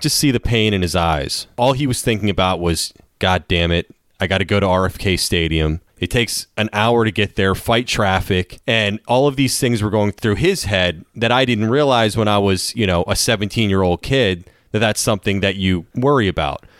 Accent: Maryland, United States; I'm from Maryland

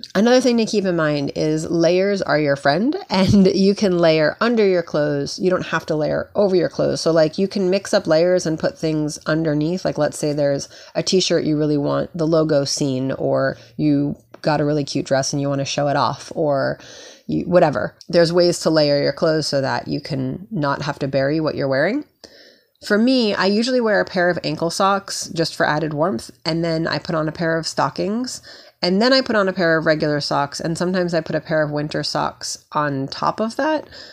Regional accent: New York, United States; I grew up in New York.

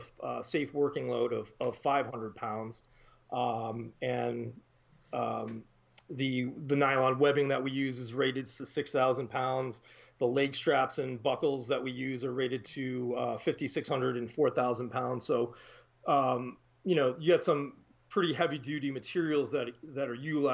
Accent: East Coast, United States; also born or lived in upstate New York; now in Wisconsin, United States; I'm actually from the East Coast originally

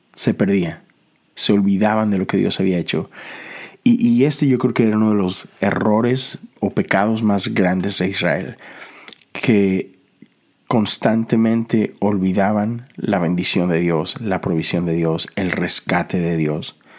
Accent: Mexico; now in United States; en mi país, sobre todo en Monterrey

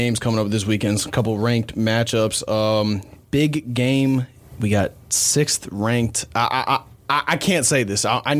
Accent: Florida, United States; also born or lived in Georgia; now in Houston, United States; Because I grew up in Florida, and then I lived in Georgia for a couple years right after.

